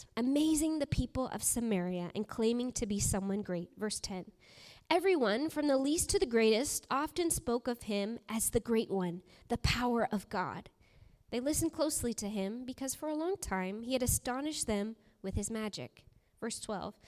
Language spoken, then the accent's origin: English; Alaska, United States; moved away; I grew up in Alaska